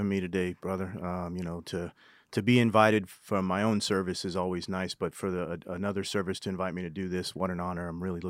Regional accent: New Hampshire, United States; also born or lived in California; But I was born in New Hampshire and grew up there. My father was in the Army. We moved to California.

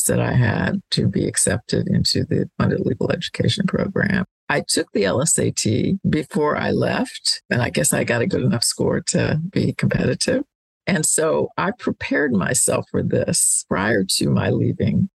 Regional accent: Washington, District of Columbia, United States; I grew up in Washington, D.C.

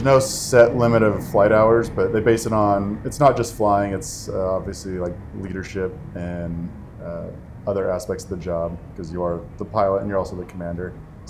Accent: Utah, United States; I was probably 10 years old. Air show came to my hometown in small town Utah

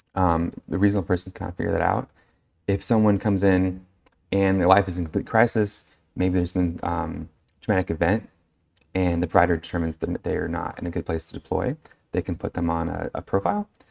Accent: California, United States; now in New Mexico, United States; I'm originally from California.

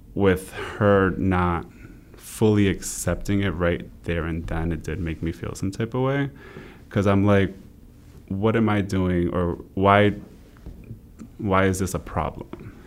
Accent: Rhode Island, United States; also born or lived in Brooklyn, New York; I was born in Brooklyn, New York, uh, raised in Rhode Island

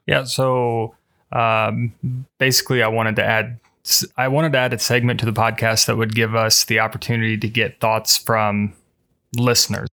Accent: Muncie, Indiana, United States; I'm, I'm originally from Indiana

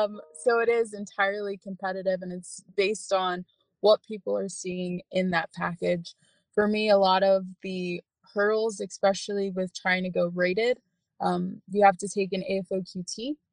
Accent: Texas, United States; First off, I should mention I grew up in the Air Force family. Both of my parents retired nice. Out of Randolph Air Force Base. So yeah, I grew up there

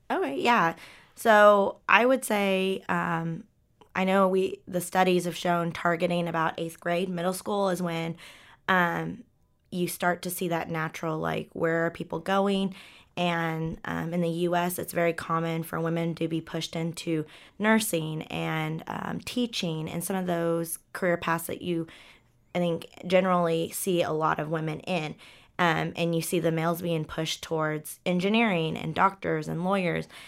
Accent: Ponca City, Oklahoma, United States; moved away; I came from Ponca City, Oklahoma, where there's not a lot of structure

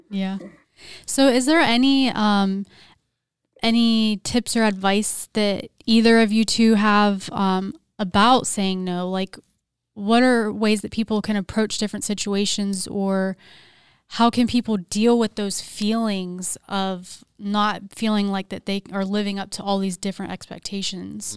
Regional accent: Pennsylvania, United States; moved away; I'm also from Pennsylvania

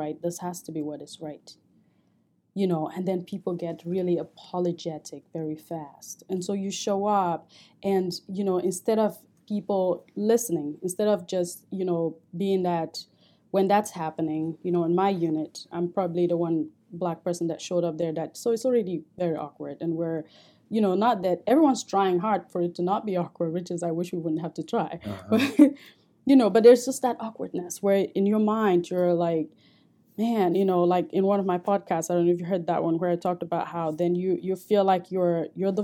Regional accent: Cameroon; moved away as an adult; now in United States; I grew up in Cameroon

